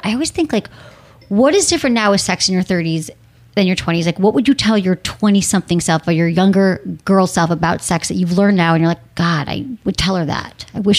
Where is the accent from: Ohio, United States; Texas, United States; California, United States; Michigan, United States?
Michigan, United States; accent: Michigan; It's my Michigan accent.